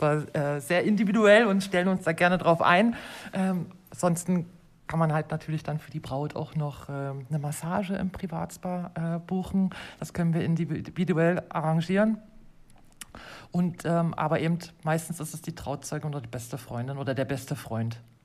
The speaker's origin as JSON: {"language": "German", "country": "Germany", "moved": "as an adult", "lives_now": "Switzerland", "said": "ich bin ursprünglich aus Deutschland und lebe seit fast acht Jahren in der Schweiz"}